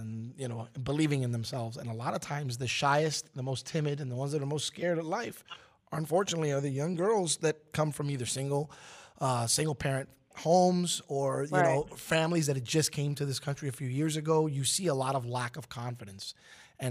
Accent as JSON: {"language": "English", "town": "New York City", "region": "New York", "country": "United States", "tie": "born or raised there", "said": "having been born and raised in Brooklyn, New York, I was a Knicks fan."}